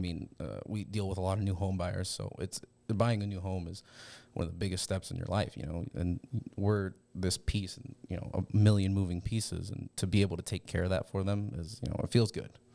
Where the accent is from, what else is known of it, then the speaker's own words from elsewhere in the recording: West Point, Nebraska, United States; I grew up in West Point